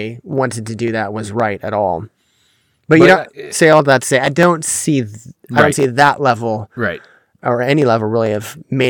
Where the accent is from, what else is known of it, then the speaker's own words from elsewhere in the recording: Pensacola, Florida, United States; the biggest one is from my hometown in Pensacola, the Brownsville Revival